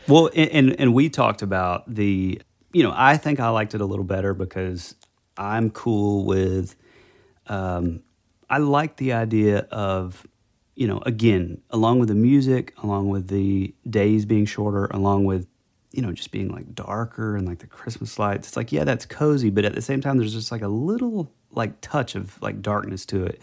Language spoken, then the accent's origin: English; the South, United States; we're from the South